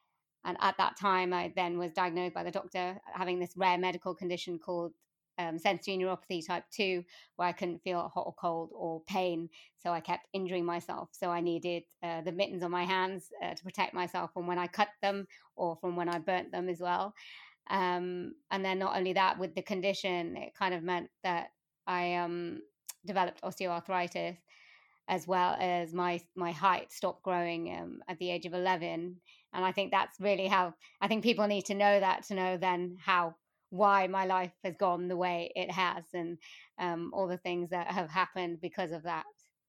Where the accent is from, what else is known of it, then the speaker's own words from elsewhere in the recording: Wales, United Kingdom; I mean, I was born in South Wales, and my family are from India.